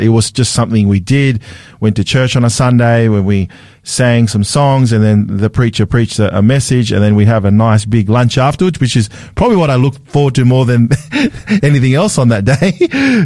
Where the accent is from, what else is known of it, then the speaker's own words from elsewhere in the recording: Sydney, New South Wales, Australia; I was a city kid growing up in Sydney